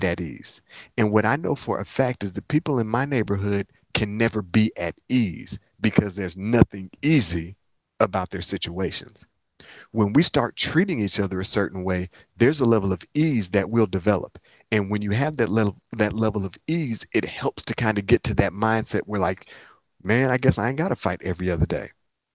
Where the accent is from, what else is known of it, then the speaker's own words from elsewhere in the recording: Inkster, Michigan, United States; moved away as an adult; also born or lived in Atlanta, Georgia; now in Nashville, United States; I'm from Inkster, Michigan. Inkster is a small city outside of Detroit.